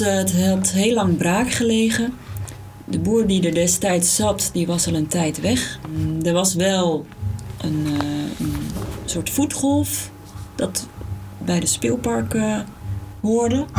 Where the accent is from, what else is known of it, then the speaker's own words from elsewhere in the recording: Alkmaar, North Holland, Netherlands; We komen allebei uit Alkmaar, geboren, eh, gewoond en, eh, opgegroeid